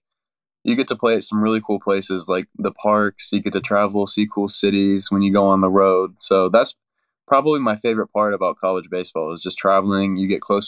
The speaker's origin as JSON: {"language": "English", "town": "Woodstock", "region": "Georgia", "country": "United States", "tie": "born or raised there", "said": "I'm from Woodstock, Georgia, which is about 20 minutes from Kennesaw State. I grew up and I went to Etowah High School"}